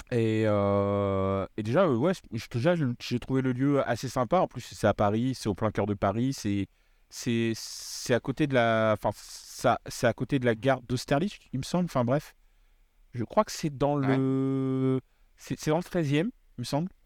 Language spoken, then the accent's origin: French; Réunion; je viens de La Réunion